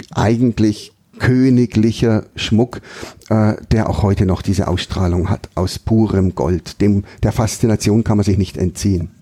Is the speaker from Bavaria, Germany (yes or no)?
yes; Bavarian Forest, Germany; also born or lived in Regensburg